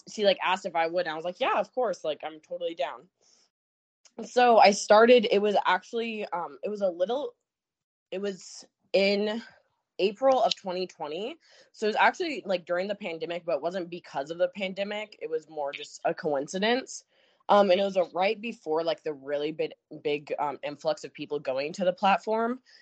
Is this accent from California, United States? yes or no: no; Alaska, United States; I'm from Alaska